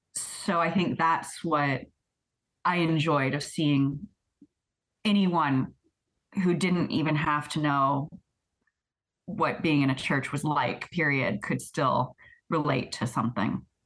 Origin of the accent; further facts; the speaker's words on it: Florida, United States; now in Paris, Canada; the religious experience I had of growing up in Florida